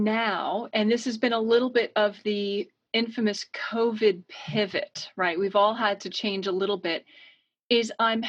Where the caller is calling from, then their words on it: Connecticut, United States; I am joining you from Connecticut on the east coast of the US, about a two-hour train ride from New York City.